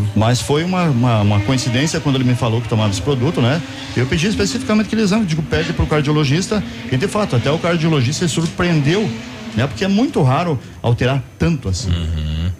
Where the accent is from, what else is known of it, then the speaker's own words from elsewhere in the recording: Pato Branco, Paraná, Brazil; eu sou pato-branquense nato, né? Estive fora de Pato Branco por algum tempo, mas nasci em Pato Branco e pretendo morrer em Pato Branco também